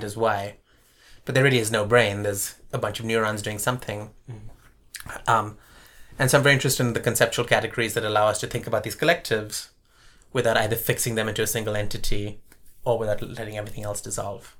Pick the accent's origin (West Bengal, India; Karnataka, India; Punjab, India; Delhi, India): Karnataka, India; Bangalore; also born or lived in Colombo, Sri Lanka / Bombay, India; now in Davis, United States; we moved to Bombay for a few years and then to Bangalore. And Bangalore at the time was this relatively small, sleepy town, which is part of the reason my parents moved there